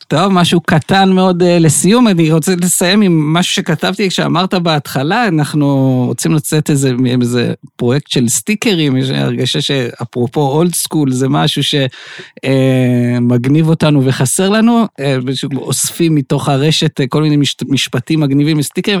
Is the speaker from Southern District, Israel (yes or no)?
yes; Beersheba, Southern District, Israel; אני באר שבעי